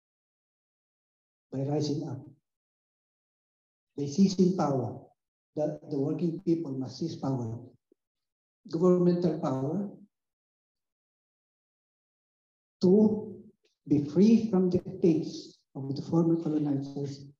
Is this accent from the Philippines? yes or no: yes; Philippines; English is a second language; moved away as an adult; now in Netherlands; I come from the Philippines. We are a new colony of the US.